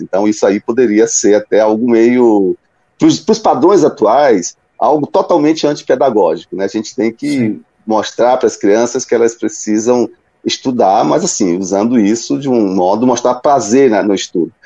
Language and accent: Portuguese; Salvador, Bahia, Brazil; os meus pais vieram para Salvador nos anos 60 e foi lá que eu nasci, e me criei.